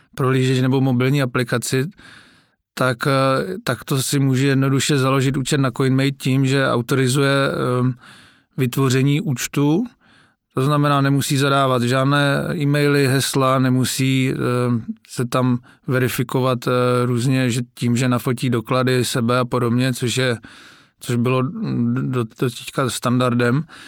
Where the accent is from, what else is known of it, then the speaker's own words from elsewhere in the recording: Moravian Wallachia, Zlín Region, Czechia; já jsem teda z Valašska